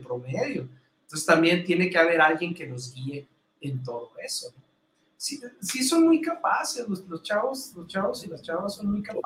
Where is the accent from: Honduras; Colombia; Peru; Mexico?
Mexico; soy el único, mexicano en Imeches